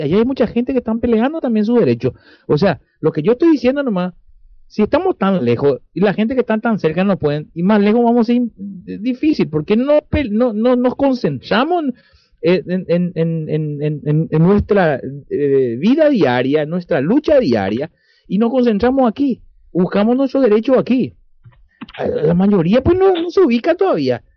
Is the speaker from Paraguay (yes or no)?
yes; Paraguay; moved away; somos nosotros paraguayos de afuera. Como paraguayos de afuera